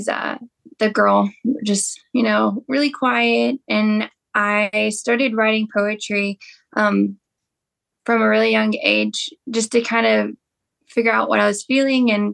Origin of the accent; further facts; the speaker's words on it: Texas, United States; moved away as an adult; now in Nashville, United States; I'm originally from Texas, and I moved here about a year and a half ago